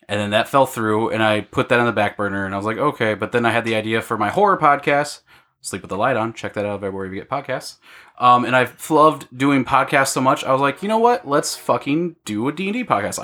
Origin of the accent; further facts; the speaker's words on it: Illinois, United States; now in Iowa, United States; Ben and I grew up in Illinois